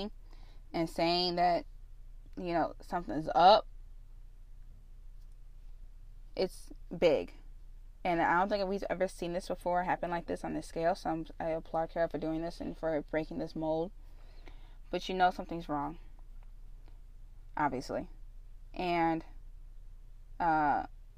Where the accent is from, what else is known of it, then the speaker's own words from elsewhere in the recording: Illinois, United States; Illinois, my home state